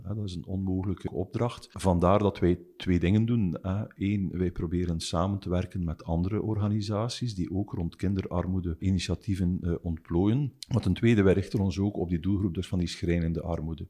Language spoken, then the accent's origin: Dutch; Ghent, Flanders, Belgium; Ik ben een Oost-Vlaming, dus geboren in Gent, ook woonachtig in Gent.